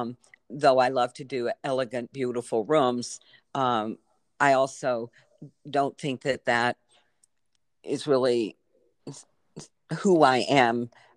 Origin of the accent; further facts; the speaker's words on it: Virginia, United States; I grew up in Virginia with a family that, my mother particularly was very caring person.